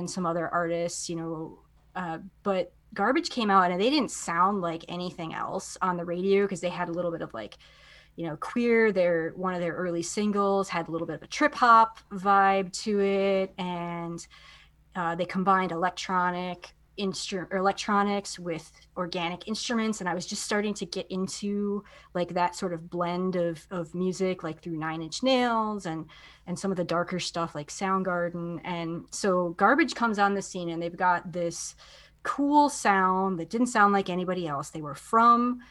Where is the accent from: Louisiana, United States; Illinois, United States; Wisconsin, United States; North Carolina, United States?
Wisconsin, United States; outside of the Milwaukee area; I grew up outside of the Milwaukee area